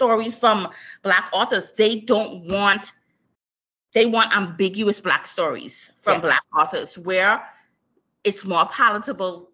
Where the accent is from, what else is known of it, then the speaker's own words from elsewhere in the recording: Bahamas; me being born and raised in the Bahamas. Shout out to my Bahamian people